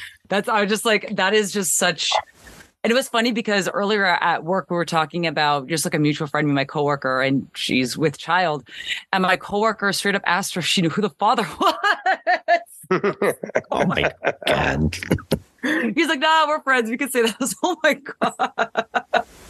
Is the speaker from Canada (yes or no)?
yes; Canada; growing up in Canada